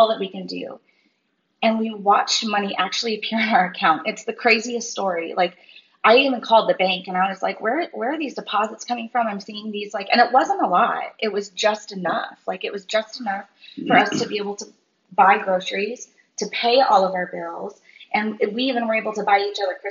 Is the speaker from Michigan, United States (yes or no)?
yes; Michigan, United States; now in Florida, United States; We were from Michigan.